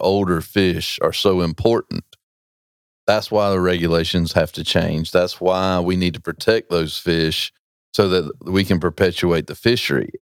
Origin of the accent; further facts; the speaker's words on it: Roanoke Rapids, North Carolina, United States; I'm from Roanoke Rapids